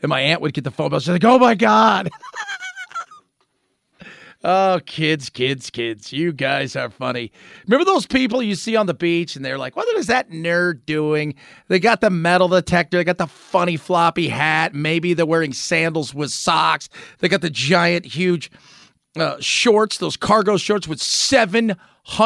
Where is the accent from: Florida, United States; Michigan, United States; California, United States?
California, United States; Southern; growing up in Southern California